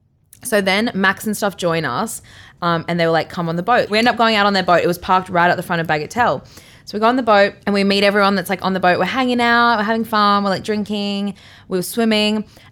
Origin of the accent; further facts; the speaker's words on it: Brisbane, Queensland, Australia; Like, I grew up on Brisbane River. Like, I know how to drive a jet ski.